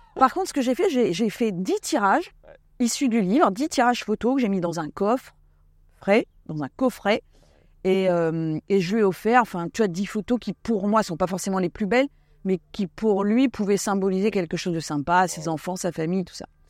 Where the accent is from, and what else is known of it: Essonne, Paris region, Île-de-France, France; born or raised there; also born or lived in Ariège / Basque Country